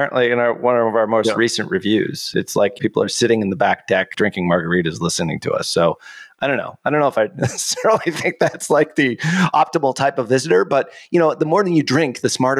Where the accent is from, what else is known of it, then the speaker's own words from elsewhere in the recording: Boston, Massachusetts, United States; accent: Boston; which is pretty much how I was taught way back in voice coaching school to get rid of my Boston accent way back when there.